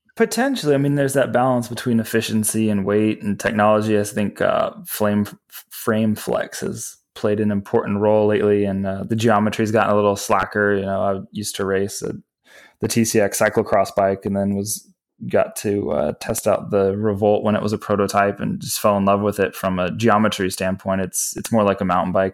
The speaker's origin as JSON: {"language": "English", "region": "Virginia", "country": "United States", "tie": "born or raised there", "moved": "yes", "lives_now": "Los Angeles, United States", "said": "I grew up in Virginia"}